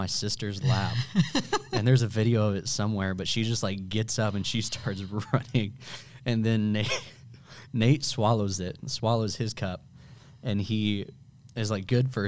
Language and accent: English; Bloomington, Illinois, United States; moved away as an adult; also born or lived in Florissant, Missouri; now in St. Louis, United States; I was born in Bloomington